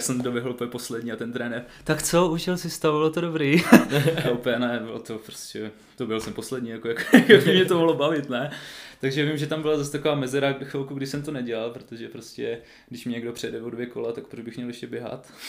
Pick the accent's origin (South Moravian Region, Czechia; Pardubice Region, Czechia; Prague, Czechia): Pardubice Region, Czechia; Svitavy; moved away; also born or lived in Brno; jsem vlastně ze Svitav, takže v okolí Svitav